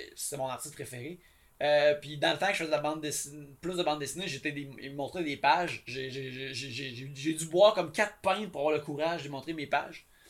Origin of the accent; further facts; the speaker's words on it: Abitibi, Quebec, Canada; je viens d'Abitibi